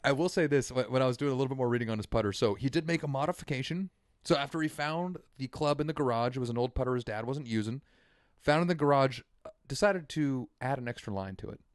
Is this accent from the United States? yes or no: yes; United States; as an American